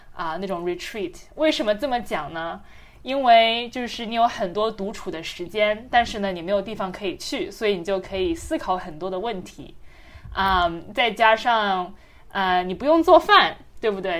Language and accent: Chinese; China; moved away; 虽然是在中国长大的